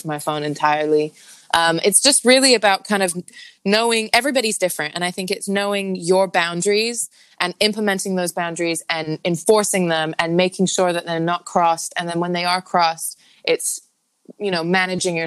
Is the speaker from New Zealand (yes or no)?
no; Hong Kong; also born or lived in Thailand; now in New York, United States; I'm born and raised in Hong Kong, and I've got family there.